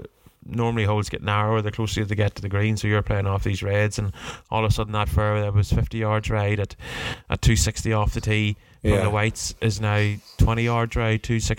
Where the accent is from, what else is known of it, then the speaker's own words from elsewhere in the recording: Warrenpoint, Northern Ireland, United Kingdom; growing up around Warren Point.